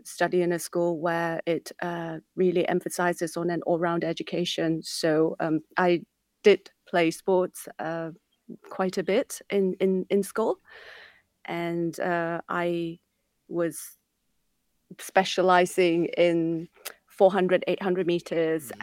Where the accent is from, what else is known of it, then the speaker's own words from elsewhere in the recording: Hong Kong; growing up in Hong Kong